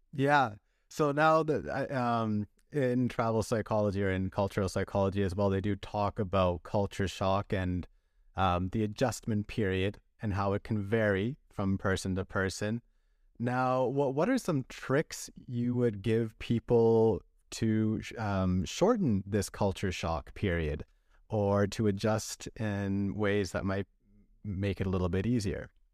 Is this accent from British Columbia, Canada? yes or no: yes; British Columbia, Canada; also born or lived in Vancouver; I grew up in British Columbia